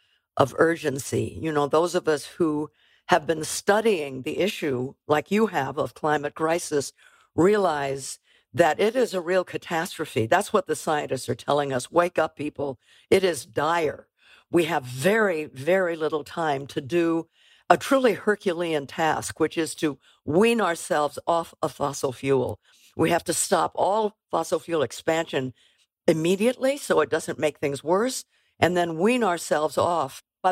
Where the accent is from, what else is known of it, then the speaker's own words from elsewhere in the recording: California, United States; Well, on a very personal level, I grew up in California. I was born in 1937.